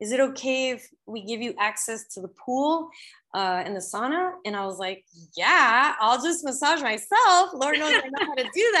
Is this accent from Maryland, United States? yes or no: no; Los Angeles, California, United States; moved away; I was born in Los Angeles